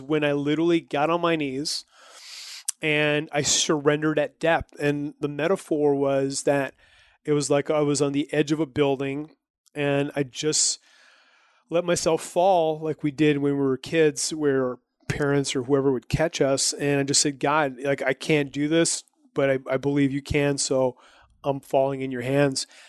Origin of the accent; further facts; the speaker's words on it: New Brunswick, Canada; I'm from New Brunswick, which is a province